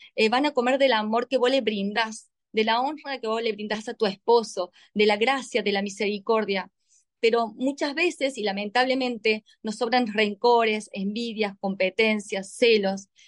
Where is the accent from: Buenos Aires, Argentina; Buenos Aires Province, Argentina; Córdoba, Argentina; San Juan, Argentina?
Córdoba, Argentina; yo soy argentina, 100% argentina, muy cordobesa